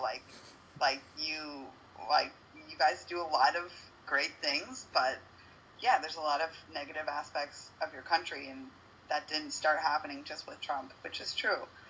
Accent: United States; moved away as an adult; now in Uruguay; the privilege of being a United States citizen.

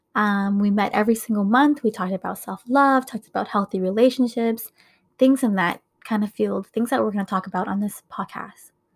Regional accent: Minnesota, United States; I was born and raised here in Minnesota

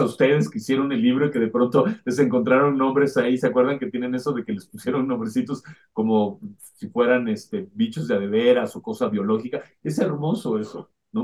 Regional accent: Mexico; nosotros como mexicanos

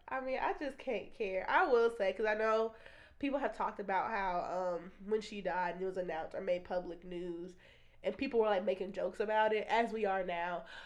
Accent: United States; we are American

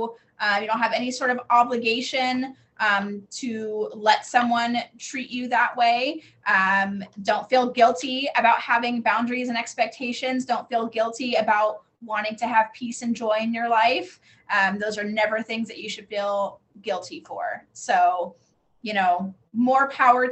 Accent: Colorado, United States; moved away; I'm from Colorado

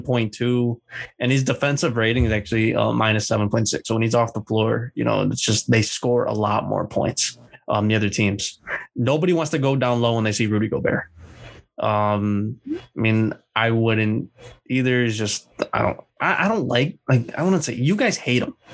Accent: Indiana, United States; we're from Indiana

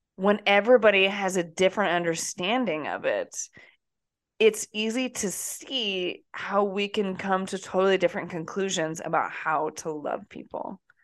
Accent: Iowa, United States; moved away; also born or lived in New Jersey; from Iowa

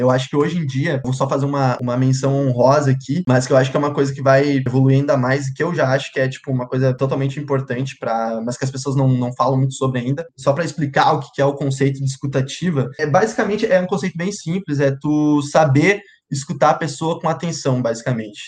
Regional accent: Santa Rosa, Rio Grande do Sul, Brazil; moved away as an adult; also born or lived in Santa Maria; now in Sapucaia do Sul, Brazil; sou natural de Santa Rosa

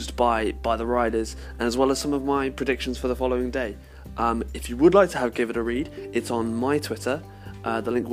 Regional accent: Salisbury, South West England, United Kingdom; my hometown, Salisbury, is well known for its cathedral

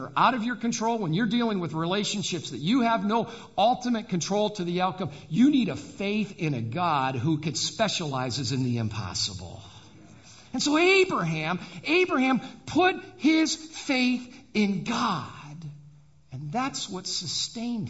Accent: Adrian, Michigan, United States; I was born and raised in Adrian, Michigan

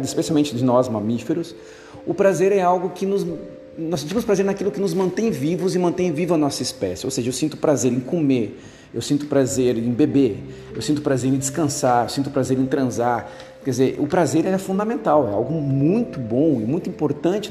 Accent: Porto Alegre, Rio Grande do Sul, Brazil; eu sou de Porto Alegre

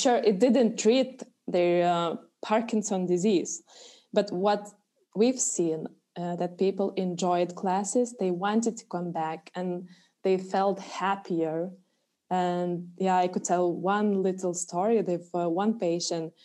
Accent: Alytus, Alytus County, Lithuania; it's my hometown.

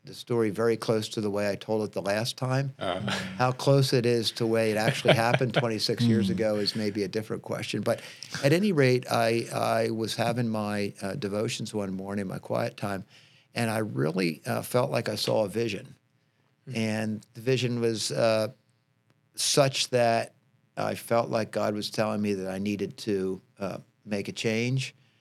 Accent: New Jersey, United States; moved away as an adult; also born or lived in Lancaster County, Pennsylvania; now in Lancaster, United States; I was born in New Jersey

